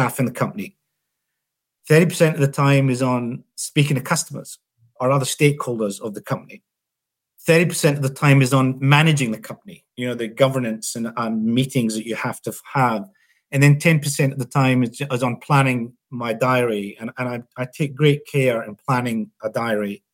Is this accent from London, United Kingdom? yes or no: no; Scotland, United Kingdom; now in Australia; I'm not a golfer as a Scotsman